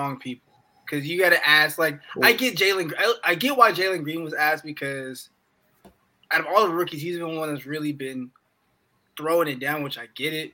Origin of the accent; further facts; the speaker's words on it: Atlanta, Georgia, United States; Growing up in Georgia